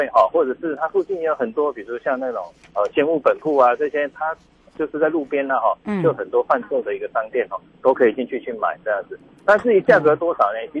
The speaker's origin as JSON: {"language": "Chinese", "country": "Taiwan", "said": "我觉得我们台湾人真的是哈，逆境里面哈，又会在"}